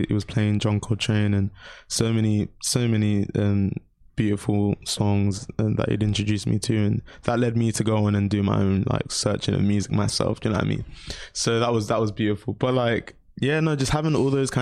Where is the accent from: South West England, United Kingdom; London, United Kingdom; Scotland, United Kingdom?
London, United Kingdom; I grew up in South London